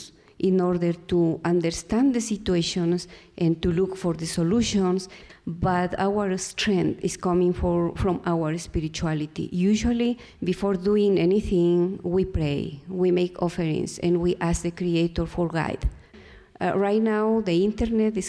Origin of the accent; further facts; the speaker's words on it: Ecuador; from Ecuador, from the Quichua Nation, from South America